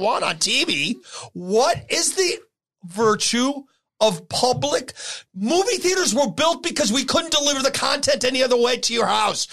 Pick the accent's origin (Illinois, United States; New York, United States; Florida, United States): New York, United States; New York City; also born or lived in East Sacramento, California; now in Sacramento, United States; I grew up in the Bronx where leaded paint was